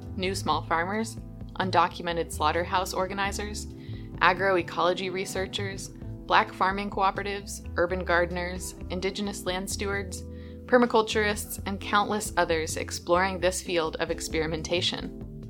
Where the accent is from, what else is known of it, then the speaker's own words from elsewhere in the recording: San Francisco, California, United States; born and raised in San Francisco, California